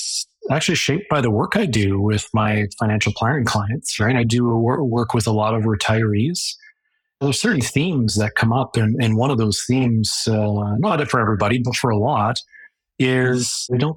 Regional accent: Calgary, Alberta, Canada; now in Lethbridge, Canada; I grew up in Calgary

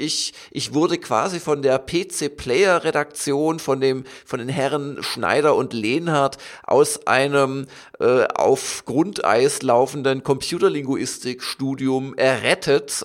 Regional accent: Southern Germany, Germany; ich komme ja auch aus Süddeutschland

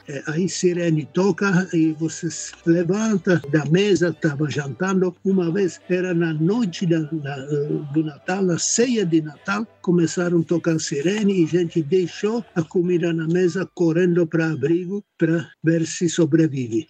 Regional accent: Czechia; Portuguese is a second language; moved away as an adult; now in Brazil; Eu nasci na República Tcheca, como já falei, antes da Segunda Guerra Mundial

